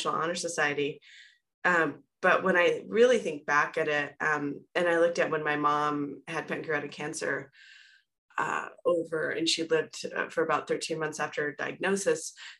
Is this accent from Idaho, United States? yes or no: yes; Hailey, Idaho, United States; also born or lived in Port Angeles, Washington; now in Denver, United States; where I grew up is a small town, Haley, Idaho, in the mountains outside of Sun Valley, Idaho.